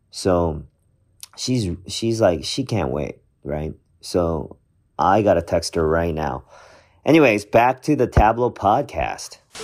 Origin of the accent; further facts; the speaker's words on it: Vancouver, British Columbia, Canada; when I was a kid, um, growing up in Vancouver